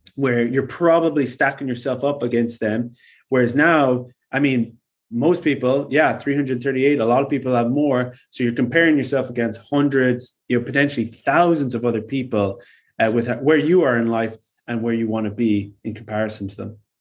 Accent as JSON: {"language": "English", "country": "Ireland", "said": "I am Irish"}